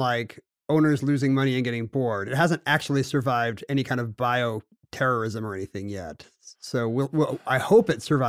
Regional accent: South Korea; Like I grew up in South Korea, and so we would have to go on field trips to the temples and palaces and folk villages

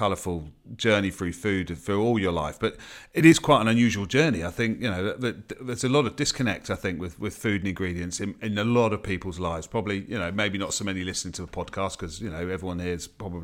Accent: Watford, East of England, United Kingdom; I'm from Watford

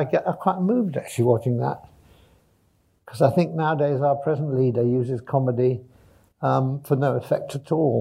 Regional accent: Sheffield, Yorkshire and the Humber, United Kingdom; I was born in Sheffield in the 50s

